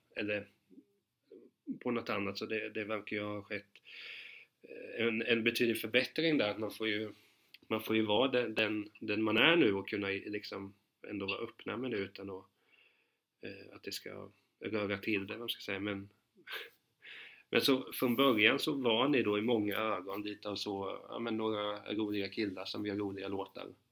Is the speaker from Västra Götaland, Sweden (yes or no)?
no; Hudiksvall, Gävleborg County, Sweden; jag är ju från Hudiksvred